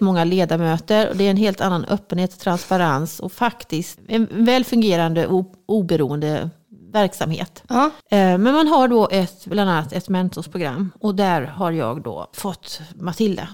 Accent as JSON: {"language": "Swedish", "region": "Halland County", "country": "Sweden", "also_born_or_lived": "Örebro, Sweden / Axvall, Sweden / Morup, Sweden", "moved": "yes", "said": "jag är ju från Halland"}